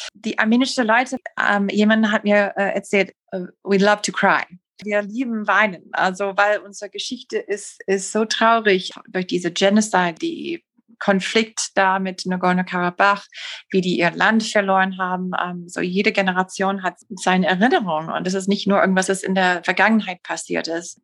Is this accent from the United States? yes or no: yes; United States; German is a second language; als Amerikanerin